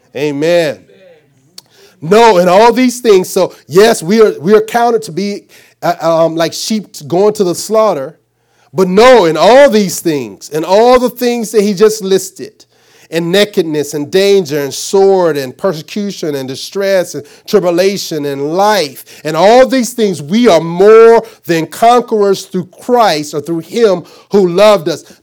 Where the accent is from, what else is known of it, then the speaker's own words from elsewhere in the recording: Arkansas, United States; I'm from Arkansas.